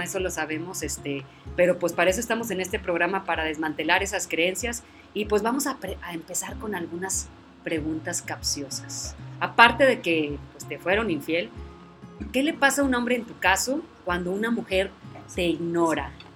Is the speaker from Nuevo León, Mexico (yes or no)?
yes; Monterrey, Nuevo León, Mexico; now in Valle Hermoso, Mexico; yo soy de Monterrey